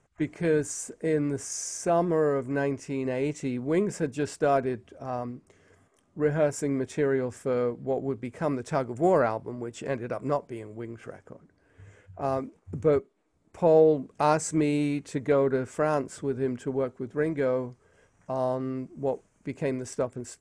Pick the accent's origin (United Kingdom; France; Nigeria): United Kingdom; England